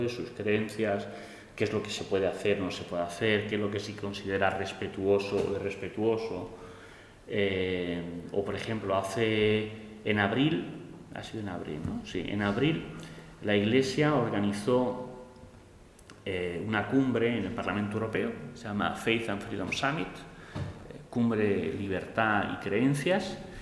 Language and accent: Spanish; Spain; soy español